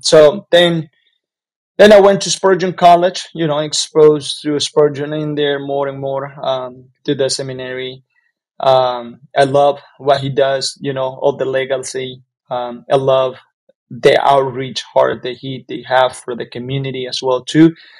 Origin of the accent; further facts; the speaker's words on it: Jalapa, Nueva Segovia, Nicaragua; moved away as an adult; now in United States; I am from Nicaragua, from from an area called Jalapa